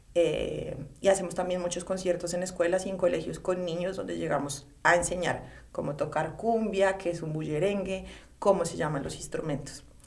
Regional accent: Colombia; moved away as an adult; now in New York, United States; por ser como colombiana

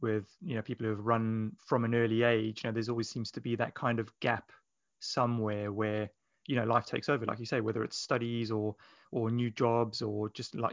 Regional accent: Johannesburg, Gauteng, South Africa; moved away; as a child growing up in Johannesburg in South Africa

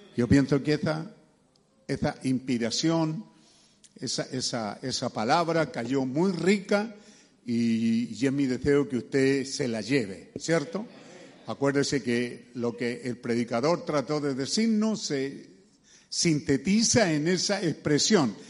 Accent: Chile; somos chilenos

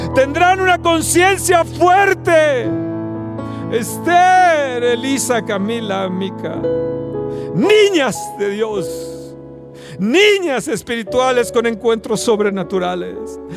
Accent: Mexico

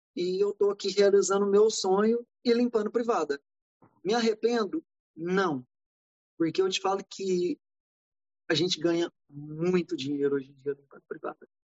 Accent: Brazil; moved away as an adult; also born or lived in Atlanta, United States; now in Los Angeles, United States; a gente é brasileiro

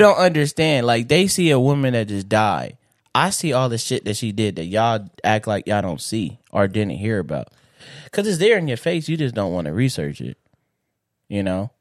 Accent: Inglewood, California, United States; I grew up in Inglewood

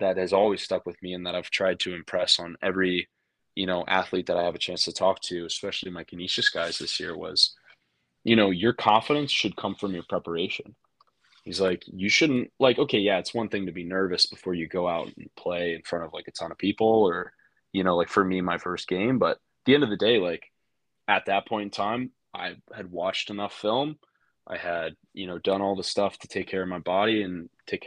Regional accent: Texas, United States; I'm from Texas.

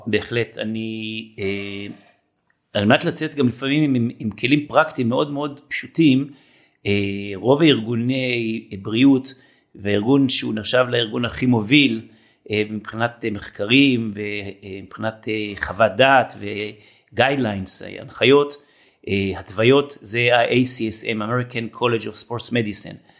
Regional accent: Israel; אני בן קיבוץ

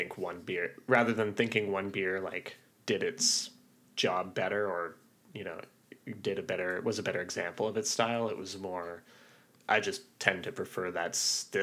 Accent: Ottawa, Ontario, Canada; That's my hometown

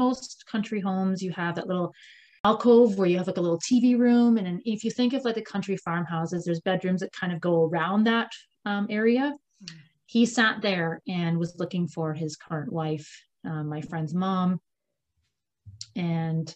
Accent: Ontario, Canada; now in Comox Valley, Canada; I'm actually from Ontario. So I'm one of those Ontario kids who moved here

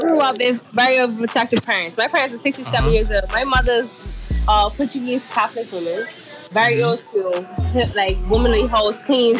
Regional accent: Bermuda; growing up in Bermuda, 21st century

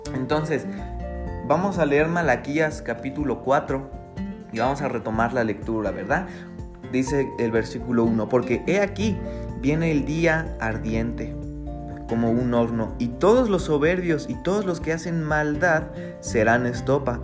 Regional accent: Mexico; nuestra naturaleza, pues como mexicanos

